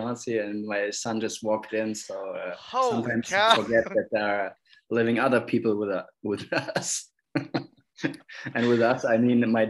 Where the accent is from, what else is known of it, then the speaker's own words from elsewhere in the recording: Cologne, North Rhine-Westphalia, Germany; moved away as an adult; now in Freiburg, Germany; I'm just going back to visit my family and my old buddies in Cologne, my hometown.